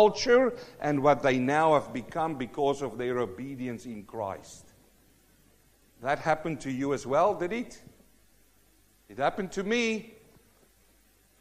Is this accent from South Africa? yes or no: yes; South Africa; now in New Zealand; I'm a South African born Kiwi